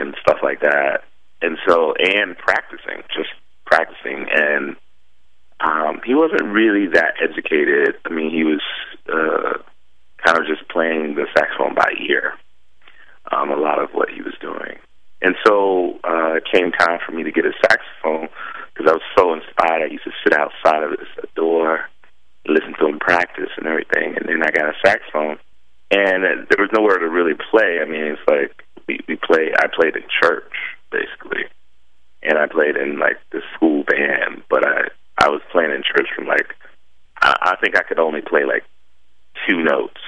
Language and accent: English; Virginia, United States; also born or lived in Chesapeake, Virginia; where I grew up in Virginia